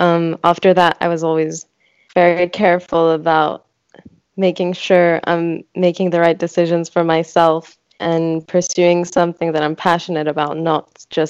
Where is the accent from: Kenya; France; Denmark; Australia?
France; English is a second language; also born or lived in Switzerland; now in London, United Kingdom; Both my parents are Greek, but I was born in Switzerland and then grew up in France, went to a British school, and now I'm living in London.